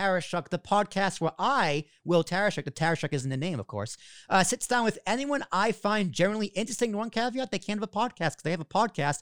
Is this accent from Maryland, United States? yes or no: no; Massachusetts, United States; now in New Jersey, United States; I am from Massachusetts